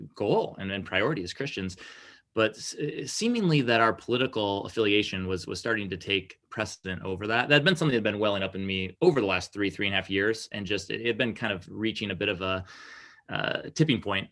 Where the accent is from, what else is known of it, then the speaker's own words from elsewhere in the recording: Lansing, Michigan, United States; also born or lived in Okemos, Michigan; I was born and raised in the Greater Lansing area